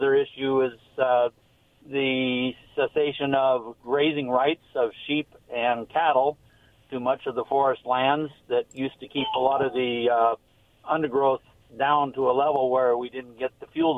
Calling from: Ringgold, Washington, United States; Yes, Kent. I'm Ringgold area.

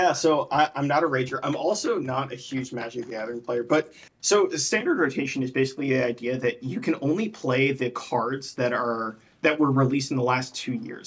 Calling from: Charlotte, North Carolina, United States; I'm calling from Charlotte, North Carolina

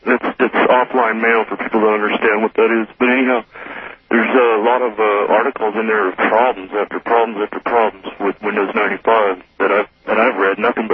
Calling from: Sacramento, California, United States; from Sacramento.

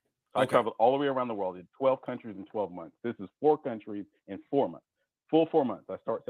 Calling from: Georgia, United States; I'm calling from Georgia, actually, even though it's a North Carolina number.

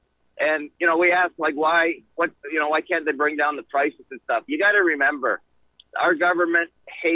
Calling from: Indiana, United States; I'm a truck driver. I'm coming in from Indiana.

